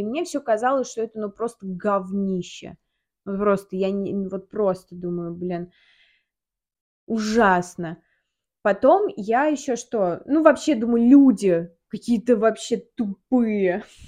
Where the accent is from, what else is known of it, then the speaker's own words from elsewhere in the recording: Samara, Samara Oblast, Russia; moved away as an adult; now in Moscow, Russia; Я, мы из Самары с Таней. Да. Кто не знает. А, я переехала в Москву, и Таня переехала в Москву